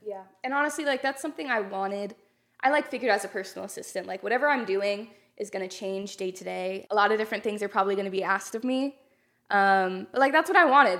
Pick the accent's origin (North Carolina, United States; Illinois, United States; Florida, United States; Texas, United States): Texas, United States; North; I'm from North Texas, small town.